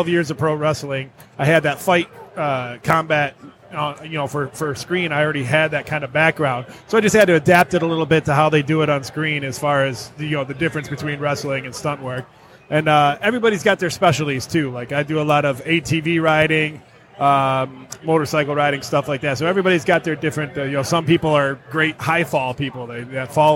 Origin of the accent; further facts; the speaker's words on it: Detroit, Michigan, United States; I grew up in the Metro Detroit area